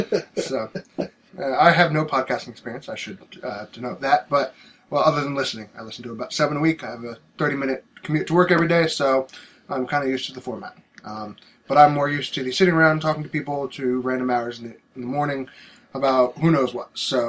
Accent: New Jersey, United States; also from Jersey. If you know me, well, then you're from Jersey

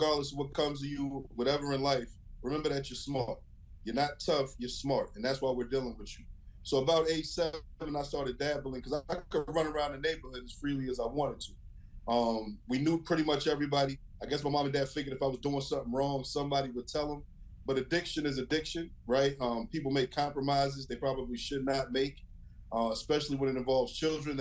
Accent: Herndon, Virginia, United States; also born or lived in Western Pennsylvania; I grew up in Herndon, Virginia, actually Fairfax County

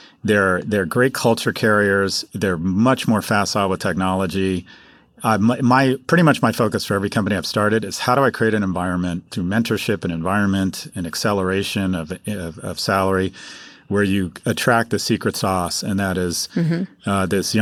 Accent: Glasgow, Scotland, United Kingdom; it's great as a Glaswegian to see Glasgow on the world stage

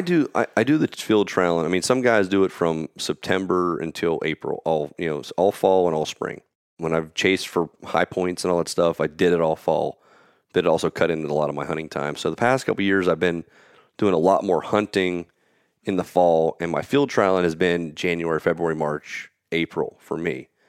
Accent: Pennsylvania, United States; I'm from Pennsylvania.

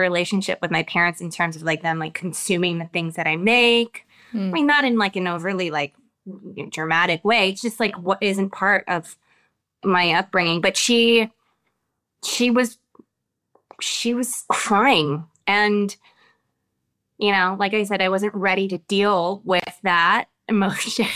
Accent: United States; as I've lived my life here in America as an American woman

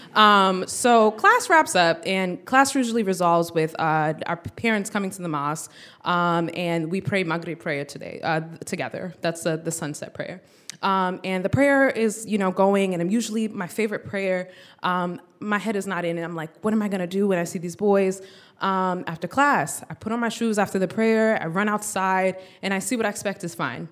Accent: United States; born or raised there

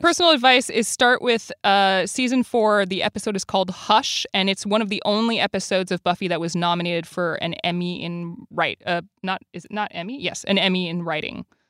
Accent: Quebec, Canada; now in United States; I'm from Quebec

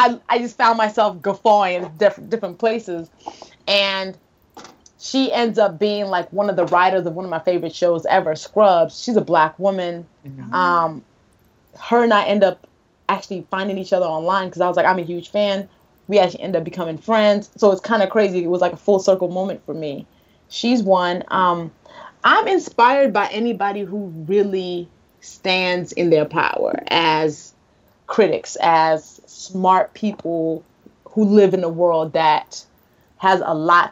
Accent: Nigeria; as a Nigerian

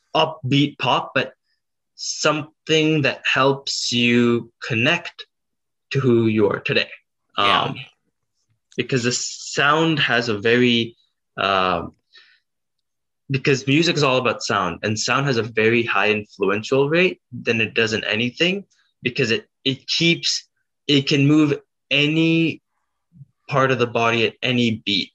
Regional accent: South Dakota, United States; I was born in South Dakota

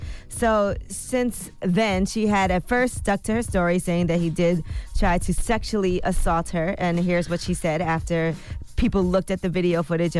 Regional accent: Brooklyn, New York, United States; Y'all know I'm from Flatbush in Brooklyn.

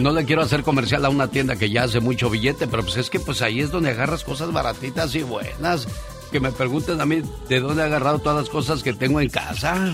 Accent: Noria de Molinos, Zacatecas, Mexico; moved away; porque un día salí de Zacatecas, de la Noria del Molino. Pero Zacatecas de la Noria del Molino nunca salió de mí.

